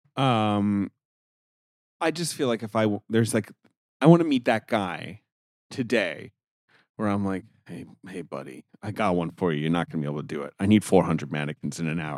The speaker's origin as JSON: {"language": "English", "region": "London", "country": "United Kingdom", "tie": "born or raised there", "also_born_or_lived": "New York City", "moved": "yes", "said": "in Britain, where I grew up, in London, England"}